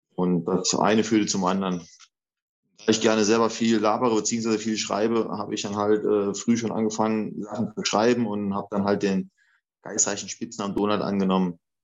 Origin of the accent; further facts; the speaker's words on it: a village 10-15 km from Saarlouis, Saarland, Germany; also born or lived in Eifel; now in Saarlouis, Germany; ich bin ja gebürtig, komme ich aus dem Dorf, das ist vielleicht 10, 15 Kilometer von Saloy